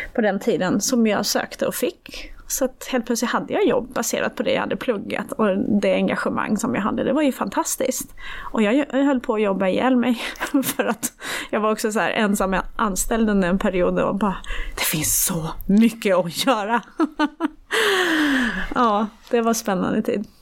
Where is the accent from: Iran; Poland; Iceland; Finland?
Iran; now in Sweden; jag är född i Iran